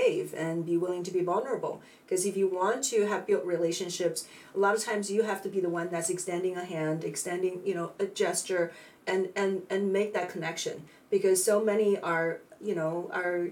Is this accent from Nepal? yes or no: no; China; moved away as an adult; also born or lived in San Francisco; now in United States; I was born and raised in China